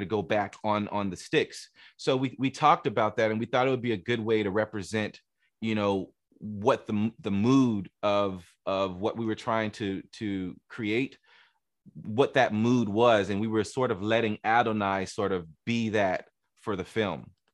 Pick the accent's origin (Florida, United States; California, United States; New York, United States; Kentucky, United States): Florida, United States; Miami; I grew up in Miami